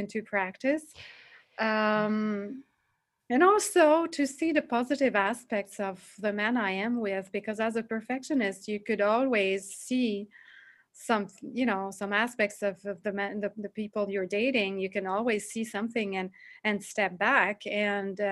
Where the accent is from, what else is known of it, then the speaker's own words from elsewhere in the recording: Montreal, Quebec, Canada; accent: French; English is a second language; I come from Canada, Montreal. So I'm basically French speaking most of the time. So if you find my accent funny, this is why